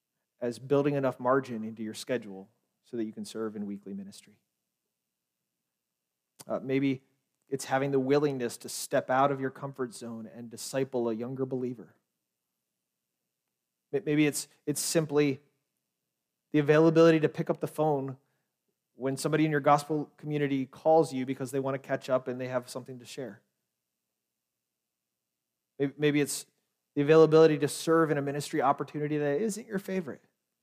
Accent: Lititz, Pennsylvania, United States; I'm like, yes, I grew up in Lititz, that's awesome, great.

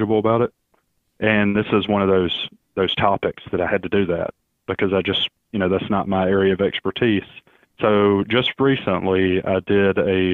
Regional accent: Alabama, United States; moved away as an adult; also born or lived in Mississippi; now in Florida, United States; I actually grew up in Alabama, in case everybody's wondering where the accent is from

